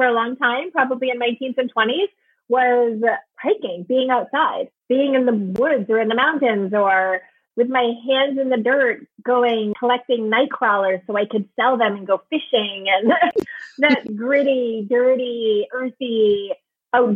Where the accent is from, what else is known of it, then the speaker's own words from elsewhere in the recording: Maine, United States; accent: Maine accent; I grew up in Maine